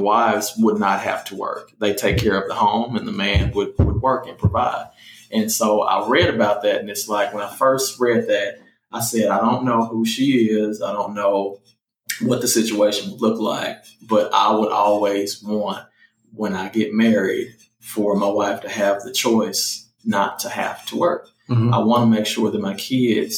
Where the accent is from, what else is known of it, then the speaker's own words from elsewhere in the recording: Memphis, Tennessee, United States; moved away as an adult; I grew up in the Haven